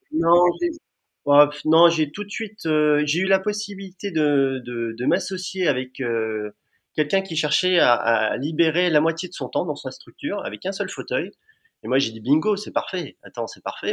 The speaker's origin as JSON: {"language": "French", "town": "Amiens", "region": "Hauts-de-France", "country": "France", "tie": "born or raised there", "said": "je suis natif d'Amiens"}